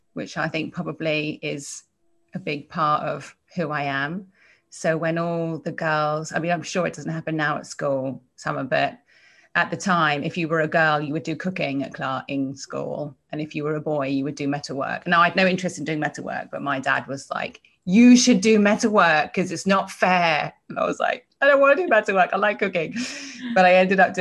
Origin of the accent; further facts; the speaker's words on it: a little town just outside of London, South East England, United Kingdom; accent: English; moved away as an adult; now in United States; I was born in England, a little town just outside of London. Well, I was born in London and then we kind of moved out